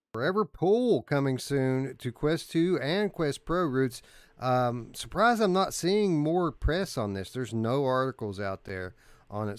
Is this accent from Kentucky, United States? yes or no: yes; Kentucky, United States; I'm from South